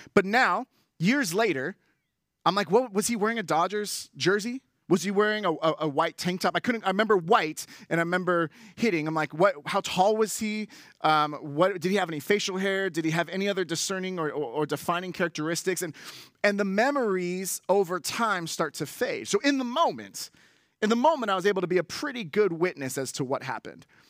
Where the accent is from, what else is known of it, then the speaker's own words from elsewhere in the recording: Bay Area, California, United States; I grew up in the Bay Area